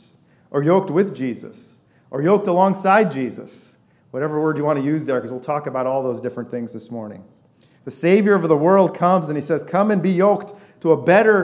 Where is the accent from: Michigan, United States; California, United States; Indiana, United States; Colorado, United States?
Indiana, United States; West Lafayette; also born or lived in Boston / Detroit / Virginia Beach; I was born in a city of 8 million people. We moved to West Lafayette in an apartment when I was little.